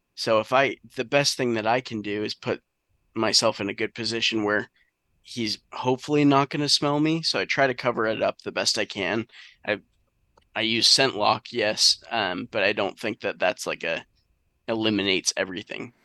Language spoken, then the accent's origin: English; southern New Hampshire, United States; growing up in southern New Hampshire